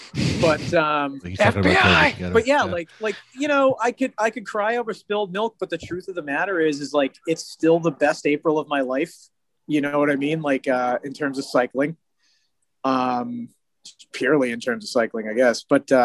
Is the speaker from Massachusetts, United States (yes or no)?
yes; Boston, Massachusetts, United States; It's just we're essentially to the rest of the country. We are from Boston.